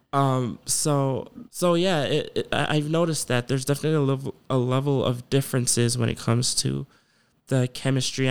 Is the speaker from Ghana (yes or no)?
yes; Ghana; moved away; I'm from Ghana